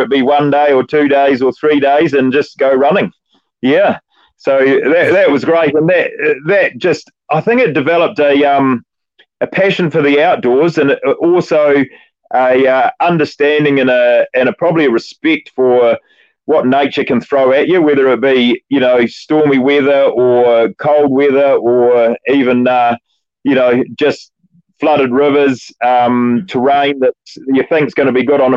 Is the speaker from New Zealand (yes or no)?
yes; Oxford, Canterbury, New Zealand; I grew up in an environment in the country out there in the foothills of Canterbury